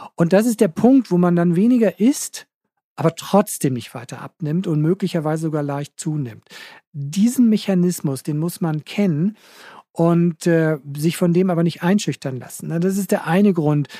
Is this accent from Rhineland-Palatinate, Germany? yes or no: no; Hamburg, Germany; Bei uns in Hamburg